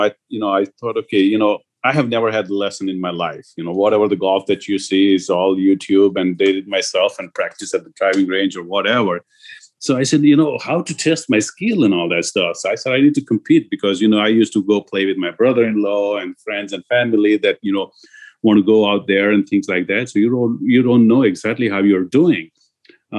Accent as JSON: {"language": "English", "country": "India", "tie": "born or raised there", "moved": "yes", "lives_now": "United States", "said": "I grew up in India"}